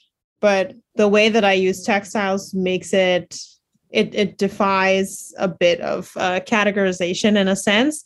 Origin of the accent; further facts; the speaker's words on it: Bahamas; growing up in the Bahamas, I didn't really have a lot of exposures to art museums and galleries